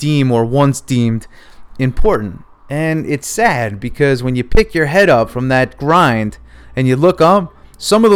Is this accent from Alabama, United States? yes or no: no; New York, United States; growing up in New York, the weather was cold